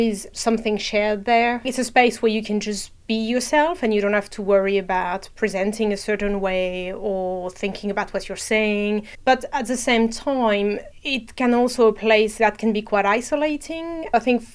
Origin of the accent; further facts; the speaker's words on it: France; moved away as an adult; now in United Kingdom; I'm originally from France, but moved to the UK about 10 years ago